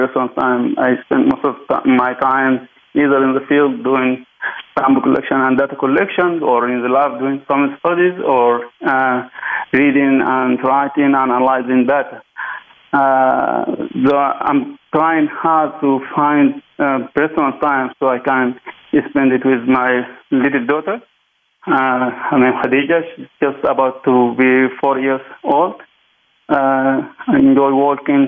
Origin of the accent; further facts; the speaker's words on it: Sudan; I'm mainly from Sudan.